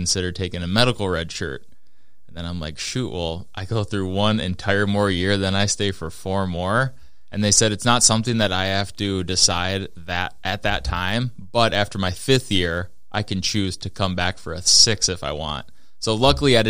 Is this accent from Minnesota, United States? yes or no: yes; Minnesota, United States; also born or lived in Fargo, North Dakota; because I'm from Minnesota.